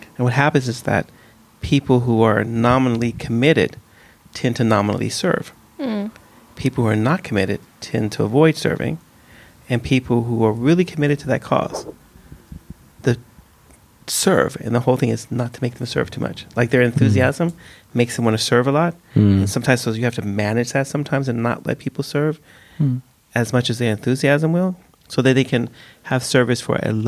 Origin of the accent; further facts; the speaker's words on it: United States; now in Sweden; I grew up in the States where you have respect for old people